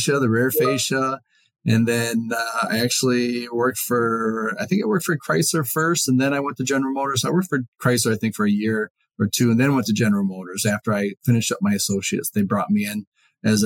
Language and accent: English; Detroit, Michigan, United States; moved away as an adult; born and raised in Detroit area